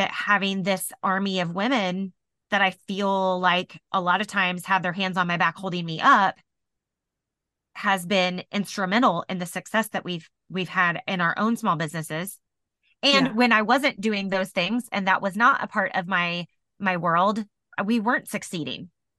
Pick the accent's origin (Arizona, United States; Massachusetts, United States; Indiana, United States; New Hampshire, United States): Indiana, United States; Indianapolis; And I said, oh, I'm from Indianapolis. That's where, you know, that's where we just moved here from.